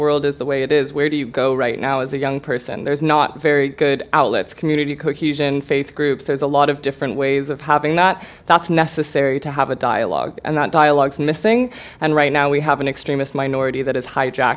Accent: California, United States; I'm from California

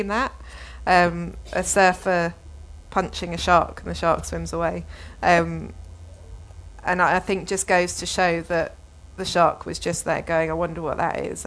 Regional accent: London, United Kingdom; also born or lived in Australia; growing up in London

